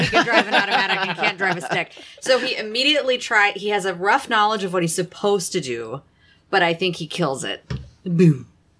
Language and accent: English; New York, United States; Why am I doing this? I'm from New York.